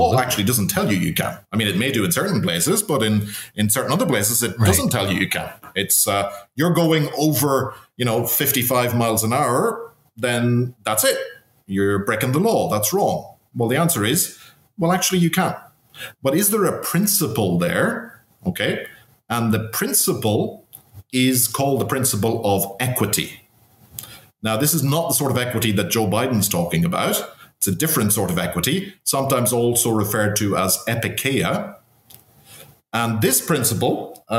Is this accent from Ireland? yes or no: yes; Cavan, Ulster, Ireland; in my hometown, in Cavan